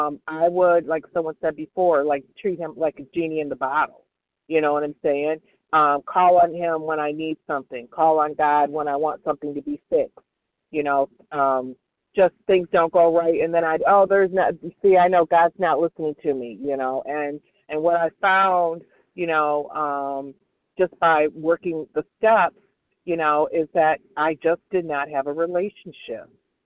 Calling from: Michigan, United States; B as in boy, W as in William, and I'm calling in from Michigan

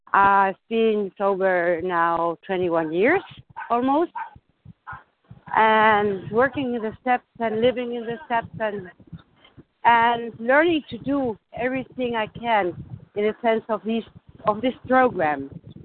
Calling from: Germany; I'm in recovery, and I'm calling from Germany.

